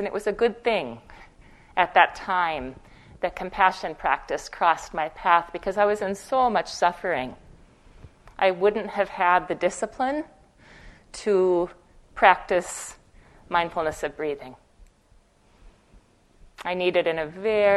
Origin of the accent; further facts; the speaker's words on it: Fargo, North Dakota, United States; moved away as an adult; I spent the first 18 years of my life in Fargo, North Dakota, Fargo like the movie. That's where I'm from originally